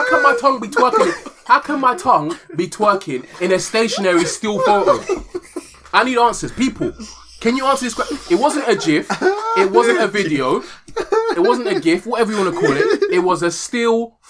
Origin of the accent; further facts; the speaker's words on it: London, United Kingdom; I'm from Wembley